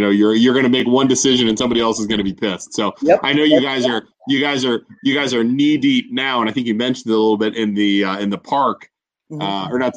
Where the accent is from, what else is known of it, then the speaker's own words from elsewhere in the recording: North Lima, Ohio, United States; I'm not originally from Poland. I mean, I'm from North Lima.